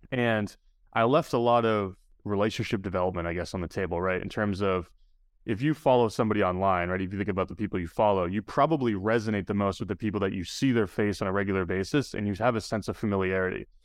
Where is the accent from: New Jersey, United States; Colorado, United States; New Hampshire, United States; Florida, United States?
New Hampshire, United States; my hometown because I grew up in New Hampshire as well